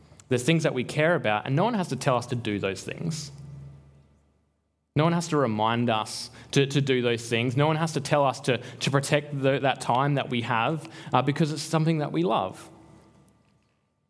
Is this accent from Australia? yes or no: yes; Albany, Western Australia, Australia; moved away; I'm from Albany